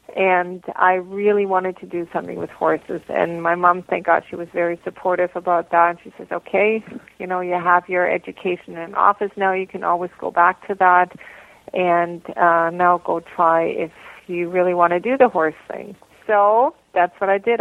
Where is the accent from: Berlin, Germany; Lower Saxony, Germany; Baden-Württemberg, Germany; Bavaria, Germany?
Bavaria, Germany; moved away as an adult; also born or lived in Columbus, Georgia, United States / Hamilton, Canada / Hagersville, Canada; now in Canada; my mother moved back to Germany when I was about three years old and then I grew up in Germany and different parts of Germany and in Bavaria and Unterfranken